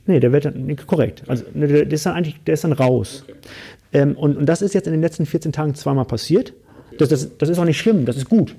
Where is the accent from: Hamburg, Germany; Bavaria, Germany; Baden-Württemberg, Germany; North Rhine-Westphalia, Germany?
Hamburg, Germany; ich komme aus Hamburg